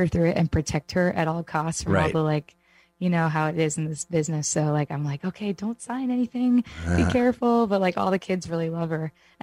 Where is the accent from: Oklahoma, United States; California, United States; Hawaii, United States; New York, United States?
New York, United States; I'm from New York